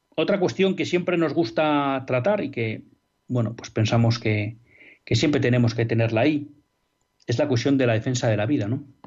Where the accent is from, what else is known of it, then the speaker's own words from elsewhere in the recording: Spain; no vamos a tener garantizado como españoles que nuestros hijos puedan estudiar en español